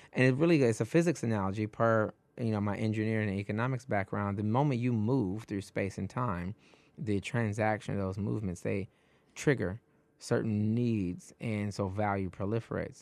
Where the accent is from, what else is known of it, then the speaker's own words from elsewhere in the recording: Detroit, Michigan, United States; now in New York, United States; I'm originally from Detroit, and I felt like I had to flee Detroit